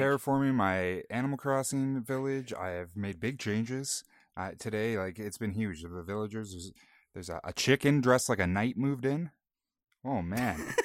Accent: Canada; we're Canadian

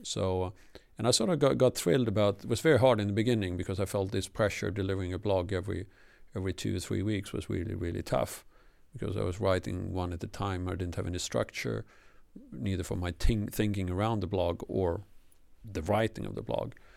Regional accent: Sweden; first language Swedish; English is a second language; moved away

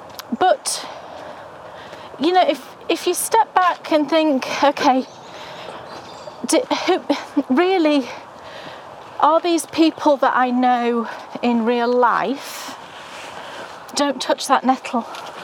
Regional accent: United Kingdom; I'm British.

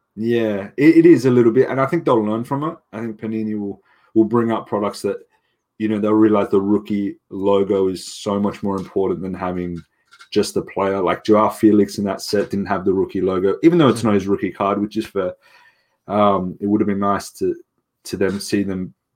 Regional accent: Sydney, New South Wales, Australia; I'm from Sydney

